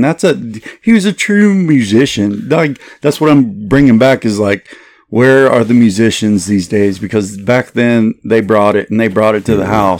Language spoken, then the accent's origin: English; Austin, Texas, United States; I'm from Austin, born and raised, just like y'all are